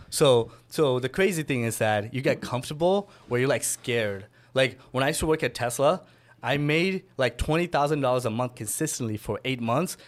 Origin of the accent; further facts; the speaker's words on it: Miami, Florida, United States; So I'm from Miami. Originally grew up there